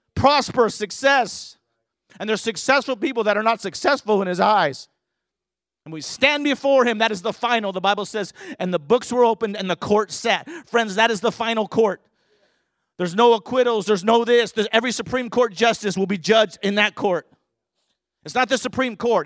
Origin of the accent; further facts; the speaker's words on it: Southern California, United States; I grew up in Southern California